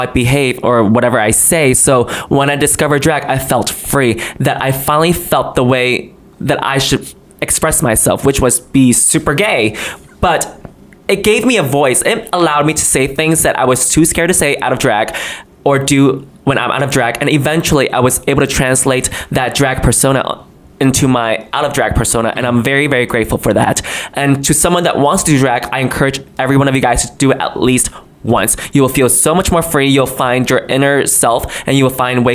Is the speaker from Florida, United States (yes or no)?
no; New York, United States; also born or lived in China; I was born in China. I moved here to the United States and grew up in New York when I was seven until I'm still here